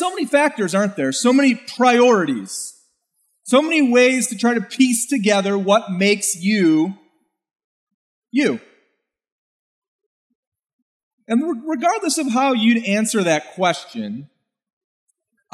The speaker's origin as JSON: {"language": "English", "country": "United States", "said": "I could describe myself as an American with German heritage"}